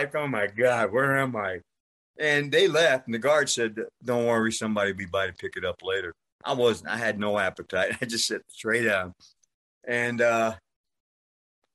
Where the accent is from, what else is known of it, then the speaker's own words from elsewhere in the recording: New York, United States; accent: New York; moved away; also born or lived in Las Vegas; I grew up in New York